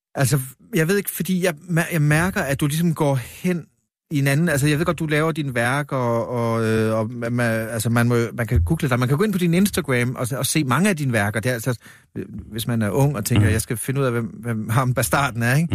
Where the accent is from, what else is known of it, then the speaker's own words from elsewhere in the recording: Vamdrup, Southern Denmark, Denmark; nu er jeg født i Vamdrup